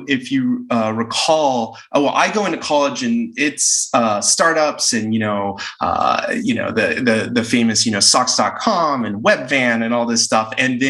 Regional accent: El Paso, Texas, United States; moved away as an adult; also born or lived in Bay Area; I grew up in El Paso, Texas, and came out to the Bay Area to go to college in 99.

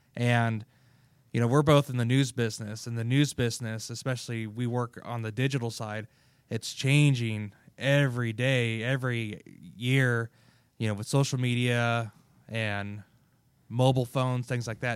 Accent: Kansas, United States; I'm from Kansas

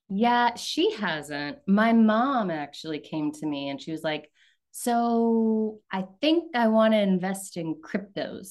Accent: the South, United States; moved away; also born or lived in New York City; I was raised in the South

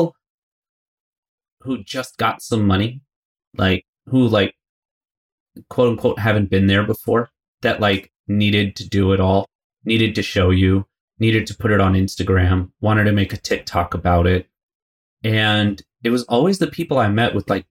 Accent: United States; I was born and raised in the States, like New York, New Jersey area

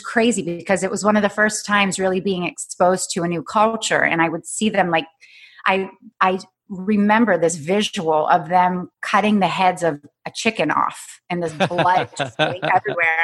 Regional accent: Pittsburgh, Pennsylvania, United States; moved away as an adult; also born or lived in San Diego / Los Angeles; I came from Pittsburgh

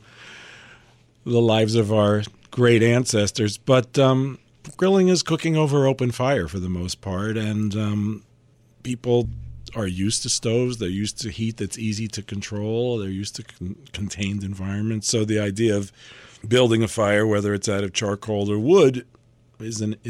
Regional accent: New York City, New York, United States; I grew up in Manhattan

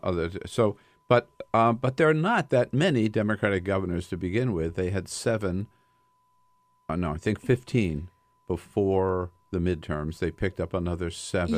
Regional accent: Delaware, United States; I'm from Delaware

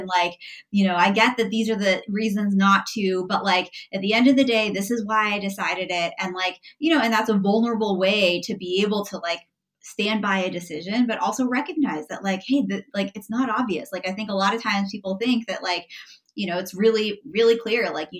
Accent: San Francisco, California, United States; Like I grew up in San Francisco mostly, and like knew nothing about this sport.

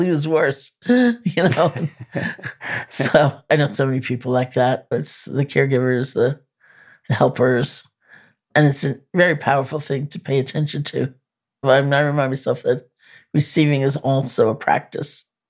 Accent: New York, United States; I'm a New Yorker

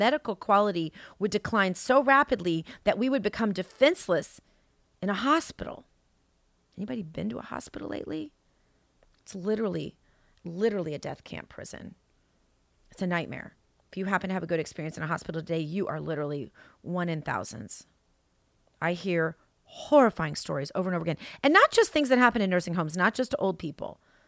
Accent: New Zealand; moved away; And I've left my home country of New Zealand to do all of this.

